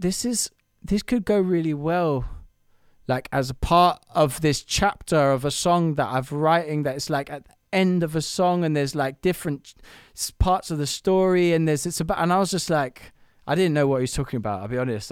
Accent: London, United Kingdom; I'm building a studio, um, in Camden, which is my hometown

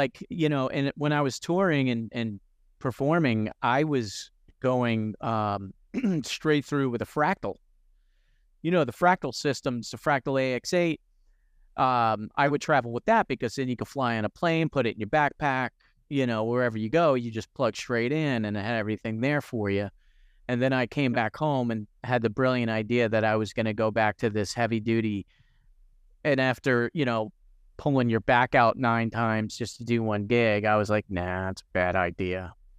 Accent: New York City, New York, United States; now in Tampa, United States; I love I live down in Tampa, Florida, you know, after growing up in the New York City, New Jersey area. I hated the winters.

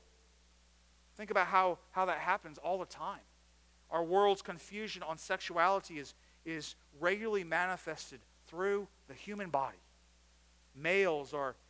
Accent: United States; I grew up outside of Washington, D.C.

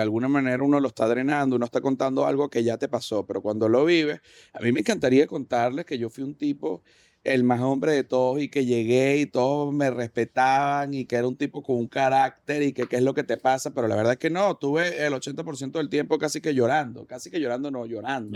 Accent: Venezuela; moved away; uno como venezolano

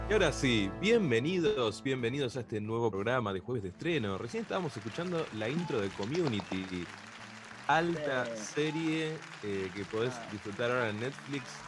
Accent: Pilar, Buenos Aires Province, Argentina; somos de Pilar

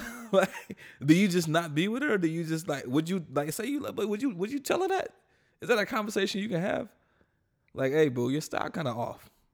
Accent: North Carolina, United States; I'm from North Carolina

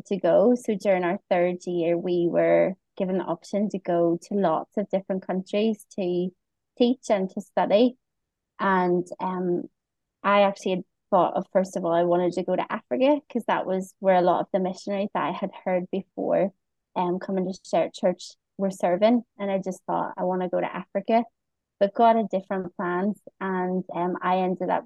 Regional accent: Bangor, Northern Ireland, United Kingdom; moved away as an adult; now in Phnom Penh, Cambodia; I'm from good old Northern Ireland, from a little small town, which is now a city. It was, recognised as a city maybe last year, called Bangor, and not too far from Belfast. Most people know Belfast in Northern Ireland, and I was born there and kind of grew up there most of my life

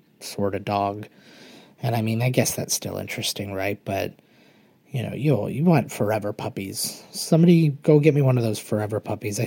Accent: Canada; I'm Canadian

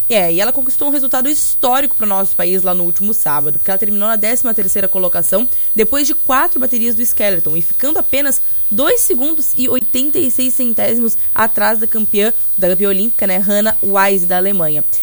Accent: Brazil

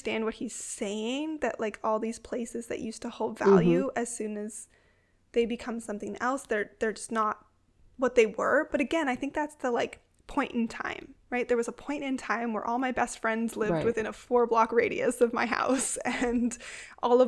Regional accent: Toronto, Ontario, Canada; moved away as an adult; now in Ottawa, Canada; I grew up in Toronto. I haven't lived in Toronto in almost 10 years

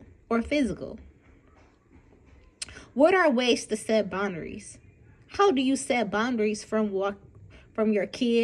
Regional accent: Detroit, Michigan, United States; I'm from Detroit, Michigan, born and raised

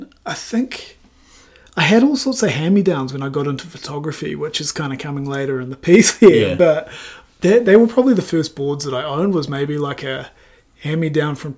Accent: Wanaka, Otago, New Zealand; also born or lived in Papua New Guinea; Originally, I was born in Papua New Guinea. That usually throws a few people off, but was born there and then moved to Wanaka at the age of six

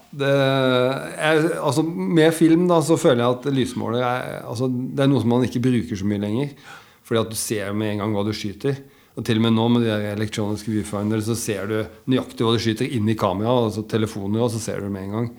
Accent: Biri, Innlandet, Norway; moved away; also born or lived in Elverum / Lillehammer / Coventry / London; jeg har vokst opp på Biri.

